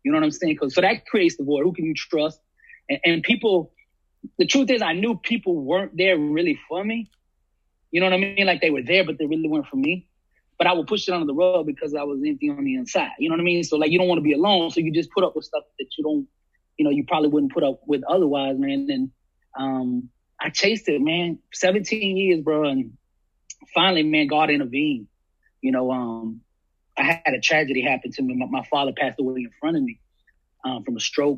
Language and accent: English; Alabama, United States; I was from Alabama